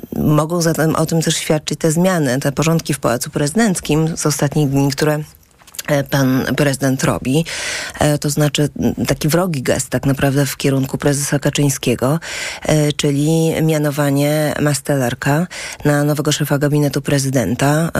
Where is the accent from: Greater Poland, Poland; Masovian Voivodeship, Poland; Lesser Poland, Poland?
Masovian Voivodeship, Poland; Warsaw; also born or lived in Wałbrzych / Świdnica; jestem z Warszawy